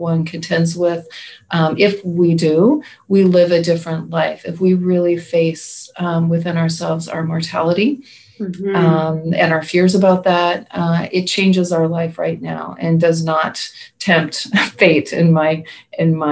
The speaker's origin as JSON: {"language": "English", "region": "Pacific Northwest", "country": "United States", "said": "I'm from the Pacific Northwest"}